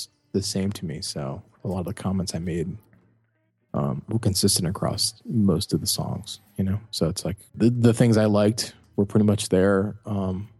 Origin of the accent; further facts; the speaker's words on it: Cleveland, Ohio, United States; I'm a kid from Cleveland